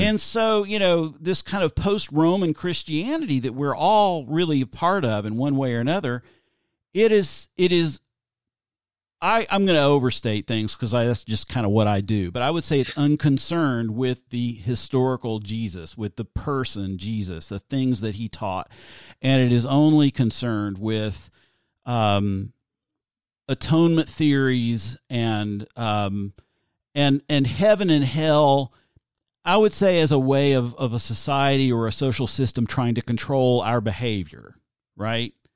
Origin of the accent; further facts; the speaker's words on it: outside Knoxville, East Tennessee, United States; I grew up in East Tennessee in a very s, it's a small town. It's a medium-sized town for Tennessee, right outside of Knoxville.